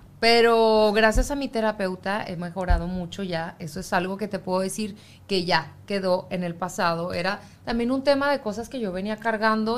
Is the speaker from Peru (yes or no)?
no; Mexico; moved away; yo como mexicana